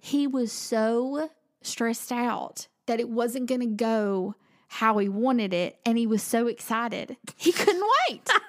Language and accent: English; Southern United States, United States; accent: Southern